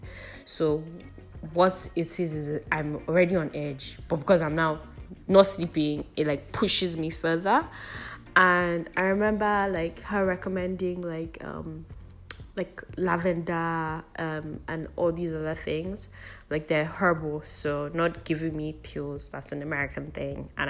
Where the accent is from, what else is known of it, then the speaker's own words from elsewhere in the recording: United Kingdom; also born or lived in Lagos, Nigeria; now in Nigeria; I grew up in the UK